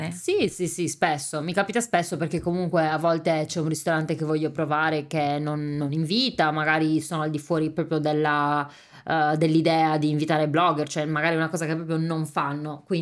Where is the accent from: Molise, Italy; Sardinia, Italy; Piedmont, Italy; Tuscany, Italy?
Sardinia, Italy; io ho anche paura a dire venite in questo ristorante autentico siciliano perché io sarda, come perché, cioè, come faccio a dire che questo è autentico?